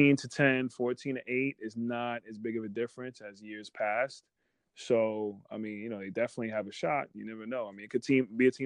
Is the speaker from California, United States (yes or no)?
no; New York, United States; being a kid growing up in New York